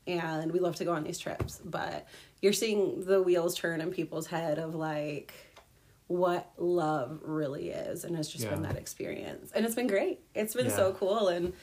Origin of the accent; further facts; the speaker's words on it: Grand Rapids, Michigan, United States; also born or lived in Minneapolis; I am from Grand Rapids, Michigan